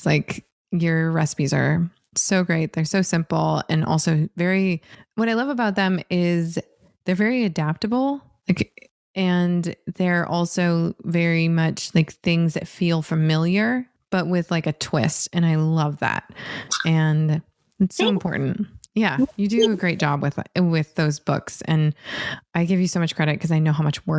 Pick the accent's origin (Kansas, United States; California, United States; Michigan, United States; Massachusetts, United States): Michigan, United States; Northern; growing up in Northern Michigan